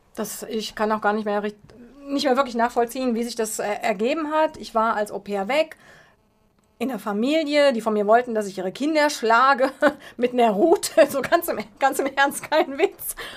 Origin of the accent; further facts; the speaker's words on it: Heusenstamm, Hesse, Germany; first language German; moved away as an adult; also born or lived in Peru; Meine Kindheit in Heusenstamm